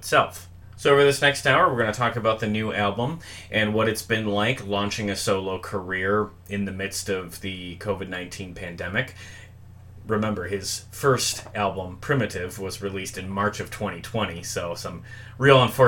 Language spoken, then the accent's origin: English; Milwaukee, Wisconsin, United States; in my hometown of Milwaukee